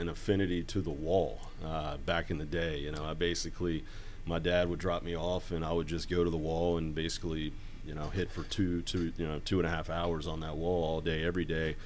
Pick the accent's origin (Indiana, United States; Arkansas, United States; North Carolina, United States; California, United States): North Carolina, United States; Hickory; moved away; I'm from Hickory, North Carolina, which is a small town in western North Carolina